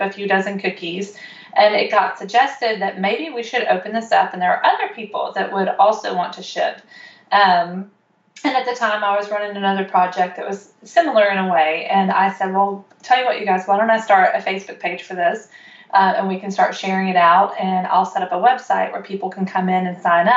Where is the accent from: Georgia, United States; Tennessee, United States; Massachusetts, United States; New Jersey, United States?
Tennessee, United States; Murfreesboro; I am from Murfreesboro, Tennessee, and right now I am sitting in my kitchen